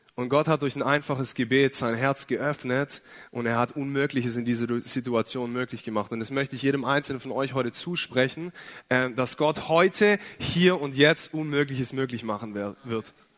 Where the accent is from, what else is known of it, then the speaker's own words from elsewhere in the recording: Ostfildern, Baden-Württemberg, Germany; Ich komme aus Ostfildern, bin ein echter Schwabe, bin in einem christlichen Elternhaus aufgewachsen